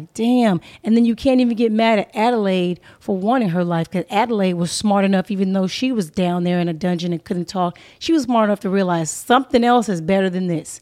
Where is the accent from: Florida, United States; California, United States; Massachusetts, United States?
California, United States; Inglewood; moved away as an adult; also born or lived in Pomona, California / Atlanta, Georgia; I was coming from Los Angeles, California. I was raised in a urban community. I was in Inglewood, California, uh, mostly, um, and then Pomona.